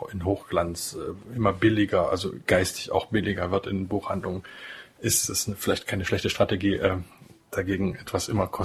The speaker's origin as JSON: {"language": "German", "region": "Saxony-Anhalt", "country": "Germany", "tie": "born there", "said": "geboren im Harz, äh, übrigens in der Nähe auch des Ortes, wo der Luther aufgewachsen ist, in gewisser Weise also ein Landsmann."}